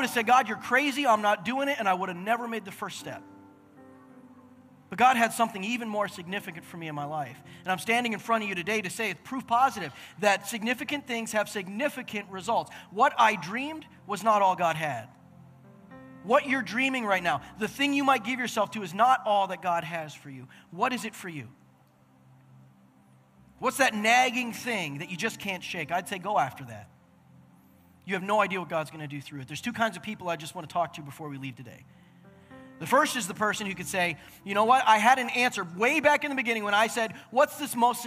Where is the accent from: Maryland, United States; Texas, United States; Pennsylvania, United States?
Pennsylvania, United States; moved away as an adult; also born or lived in Sussex, New Brunswick, Canada; I'm stereotypical American